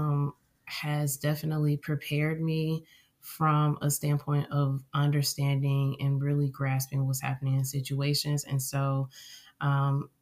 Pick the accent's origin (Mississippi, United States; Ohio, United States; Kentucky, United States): Ohio, United States; Cincinnati; I am from Cincinnati, Ohio